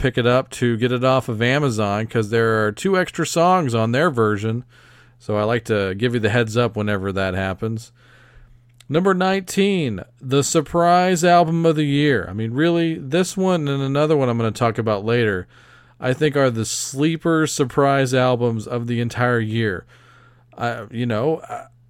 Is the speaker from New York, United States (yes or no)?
no; Texas, United States; I'm from America, damn it. I'm from Texas